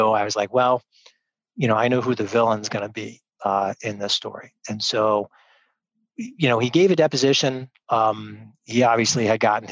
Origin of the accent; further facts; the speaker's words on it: York, Pennsylvania, United States; I grew up here in York.